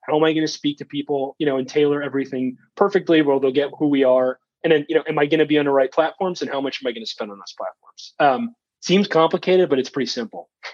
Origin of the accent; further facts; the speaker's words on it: Wisconsin, United States; also born or lived in New York / Chicago / Minnesota; I was born in New York and I lived in Wisconsin the majority of my life, or Chicago or Minnesota